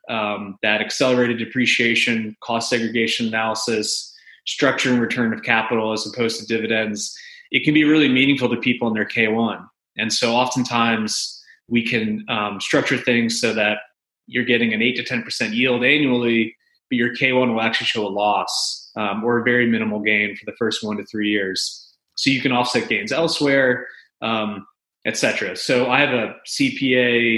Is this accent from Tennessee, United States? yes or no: no; New York, United States; moved away as an adult; now in Nashville, United States; I'm a New Yorker who married a native Nashvillian.